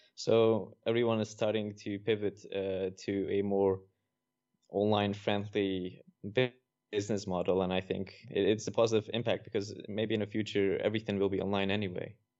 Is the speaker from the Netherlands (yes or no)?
yes; Netherlands; I'm from the Netherlands.